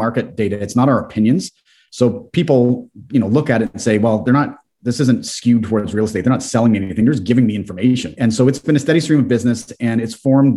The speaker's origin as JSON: {"language": "English", "town": "Guelph", "region": "Ontario", "country": "Canada", "said": "we are from here, we know the market well"}